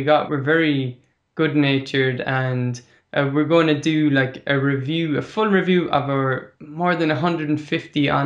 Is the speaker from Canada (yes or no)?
no; Ireland; first language Irish; English is a second language; I grew up outside of the Gaeltacht areas where Irish is not the main community language, but it was my first mother tongue.